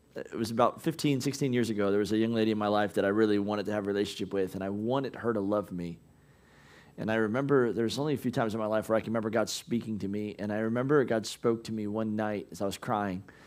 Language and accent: English; United States